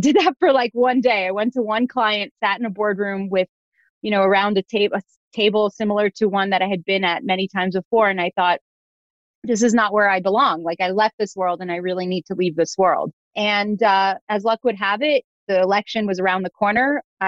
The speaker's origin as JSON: {"language": "English", "town": "Jerusalem", "region": "Jerusalem District", "country": "Israel", "tie": "born there", "said": "But I was born in Jerusalem, on my father's side, 19th generation born in Jerusalem."}